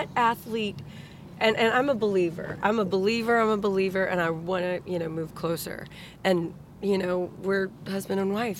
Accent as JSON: {"language": "English", "region": "Texas", "country": "United States", "said": "as a Texan"}